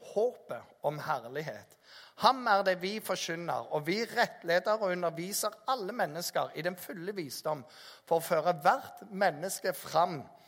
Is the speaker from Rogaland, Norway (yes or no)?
yes; Jæren, Rogaland, Norway; also born or lived in Bergen; Jeg er oppvokst på Jæren